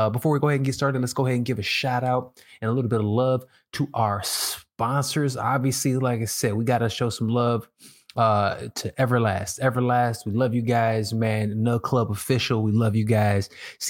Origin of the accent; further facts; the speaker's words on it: Chicago, Illinois, United States; now in Los Angeles, United States; I live in LA and I came from Chicago, man.